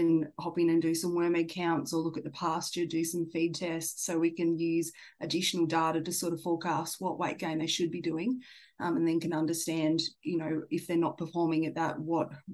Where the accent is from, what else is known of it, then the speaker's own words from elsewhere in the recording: Tasmania, Australia; moved away; I grew up in Tassie.